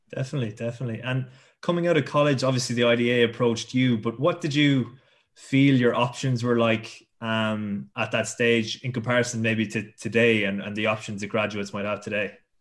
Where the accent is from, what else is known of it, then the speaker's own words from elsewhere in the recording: Tipperary, Munster, Ireland; I'm from Tipperary myself